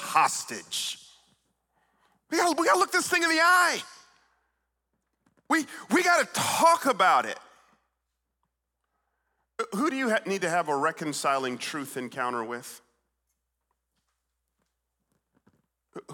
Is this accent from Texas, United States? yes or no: no; Atlanta, Georgia, United States; also born or lived in Stone Mountain, Georgia; I grew up in Atlanta, Georgia